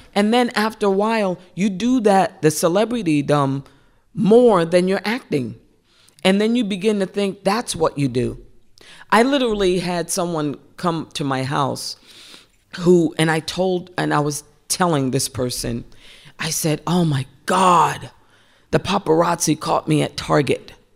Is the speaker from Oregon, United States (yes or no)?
no; Central Falls, Rhode Island, United States; growing up in Central Falls and poor